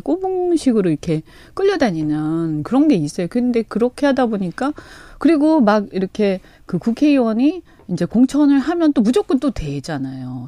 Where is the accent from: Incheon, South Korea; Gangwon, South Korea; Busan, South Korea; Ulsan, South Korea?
Busan, South Korea; 제 고향이라서